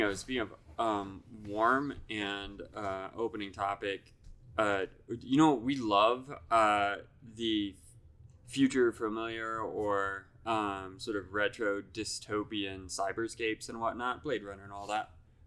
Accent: Iowa, United States; now in Fort Collins, United States; Now, I'm from a town in Iowa.

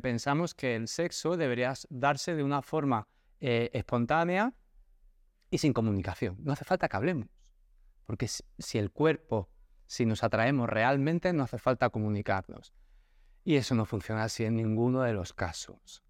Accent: Barcelona, Catalonia, Spain; moved away as an adult; now in Cádiz, Spain; yo, que nací en Barcelona, me mudé a vivir a Cádiz

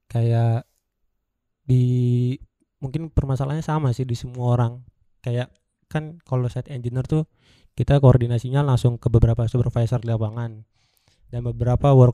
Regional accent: Java, Indonesia; kalau aku bilang iya saya juga orang Jawa nih pak gitu.

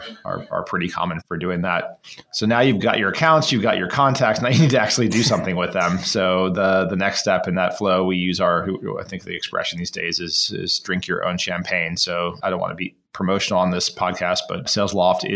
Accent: Florida, United States; I used to sell mangoes on the side of the road when I grew up in Florida.

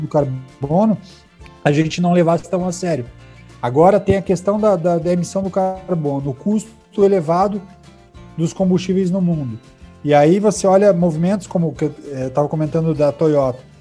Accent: Brazil; sou brasileiro

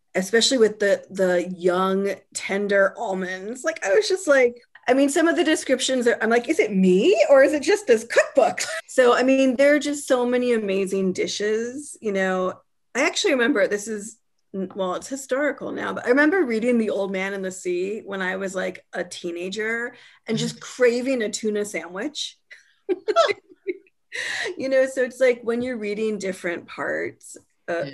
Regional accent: California, United States; my identity is as a Californian is tied up in a lot of different foods.

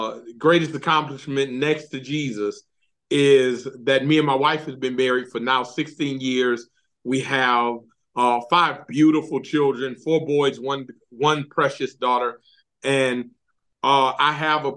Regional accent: Detroit, Michigan, United States; moved away as an adult; now in Alabama, United States; growing up in Detroit, Michigan

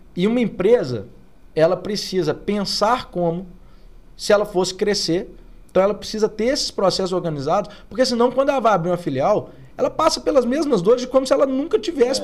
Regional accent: Oliveira, Minas Gerais, Brazil; moved away; Que meu pai foi para Oliveira, que foi onde eu fui criado

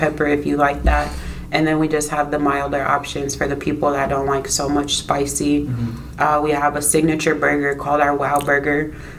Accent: Des Moines, Iowa, United States; am from Des Moines, Iowa, born and raised.

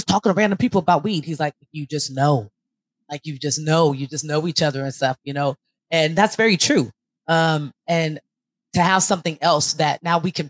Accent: Elk Grove, California, United States; also born or lived in San Francisco Bay Area; I was born here, have all my family out there, but was moved back here at 9. So I say I grew up in Elk Grove

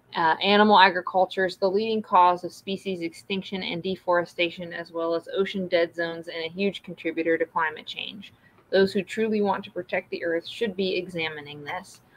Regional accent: the South, United States; growing up in the South

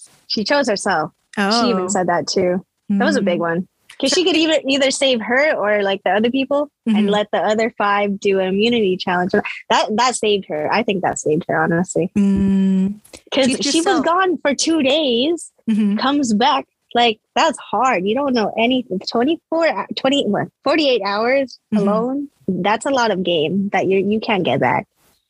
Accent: Philippines; I know there's still lots to talk about, especially being Filipino.

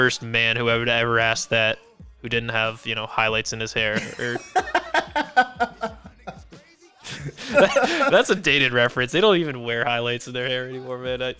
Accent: New Haven, Connecticut, United States; moved away; my hometown

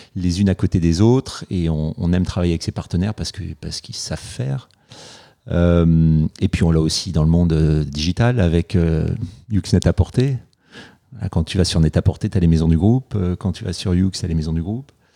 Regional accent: Paris, Île-de-France, France; j'ai grandi, j'ai grandi à Paris

